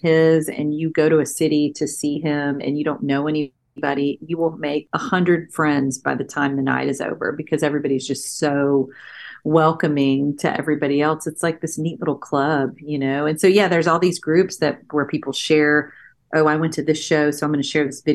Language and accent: English; Northeast Texas, United States; moved away as an adult; also born or lived in Austin, Texas; now in Nashville, United States; I'm from Texas, so obviously I grew up listening to old country